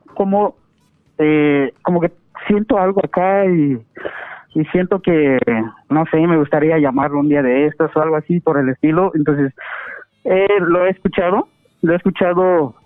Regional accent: Guatemala; moved away as an adult; estaba yo allá en mi, en mi país, en Guatemala

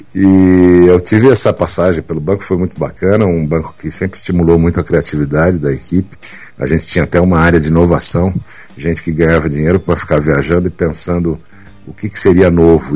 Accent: Brasília, Federal District, Brazil; also born or lived in São Paulo; Eu na verdade eu nasci em São Paulo, mas meus pais uh, mudaram para Brasília em 65 Uh, eu tinha três anos de idade

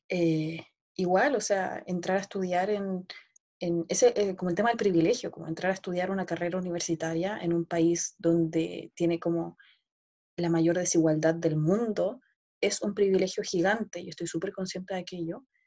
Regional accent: Santiago, Santiago Metropolitan Region, Chile; also born or lived in Berlin; yo soy chilena, eh, nacida y crecida en Santiago, muy capitalina yo

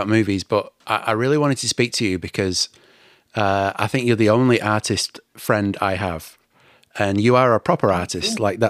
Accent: England, United Kingdom; now in Auckland, New Zealand; I'm a movie-loving Englishman, and I'm coming to you from Auckland, New Zealand.

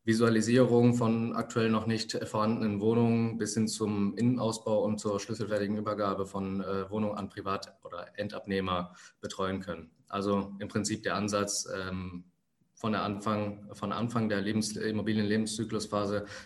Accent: Germany; born there; Wo komme ich her? Ich bin hier in Deutschland geboren. Meine Eltern sind vor 35 Jahren äh, aus Sri Lanka hier hingekommen.

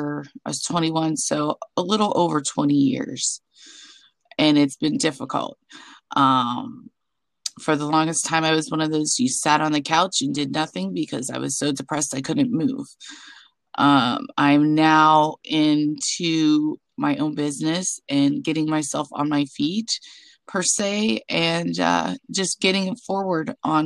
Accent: Pennsylvania, United States; also born or lived in Arizona / New Jersey / Nebraska; I've lived in Arizona, New Jersey, Nebraska, but I'm from Pennsylvania, and that's where I'm currently residing.

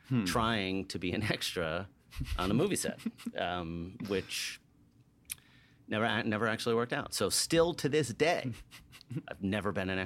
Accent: New York, United States; moved away as an adult; now in Atlanta, United States; So I came from New York, came to Atlanta, was an undergrad here in college

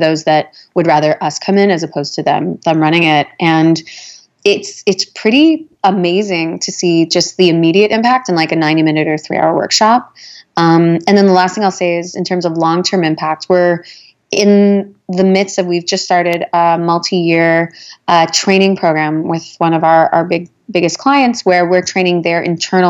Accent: Winnipeg, Manitoba, Canada; moved away; I'm originally from Winnipeg

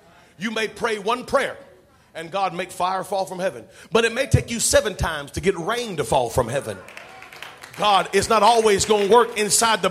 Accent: United States; we're so American.

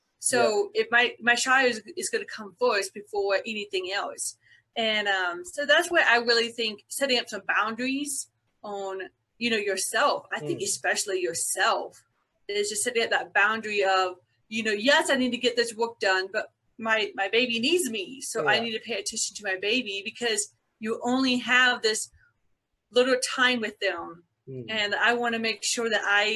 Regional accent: Byron, Georgia, United States; I was born and raised in a little town called Byron, Georgia, about a couple hours south of Atlanta, Georgia

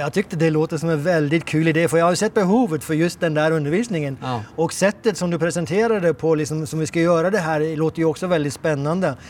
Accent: Norway; moved away as an adult; now in Israel; jag är norsk

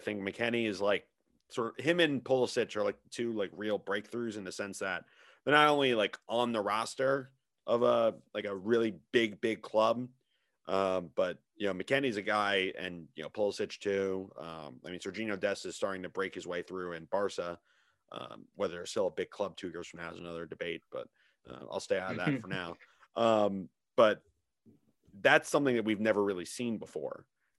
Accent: New Jersey, United States; We're from New Jersey, KR.

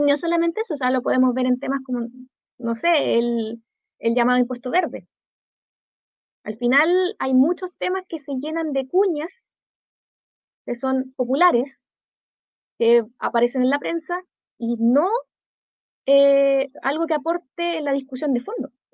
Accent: Concepción, Biobío, Chile; yo siendo de Gran Concepción de toda mi vida

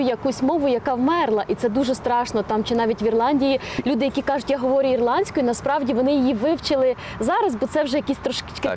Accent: Ukraine; Я виросла в Україні

